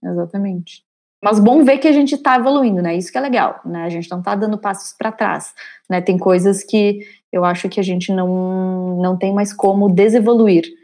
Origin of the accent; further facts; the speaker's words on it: São Miguel do Oeste, Santa Catarina, Brazil; moved away as an adult; also born or lived in Porto Alegre; eu venho do interior de Santa Catarina, de uma cidade chamada São Miguel do Oeste. Eu fui com 18 anos é, para Porto Alegre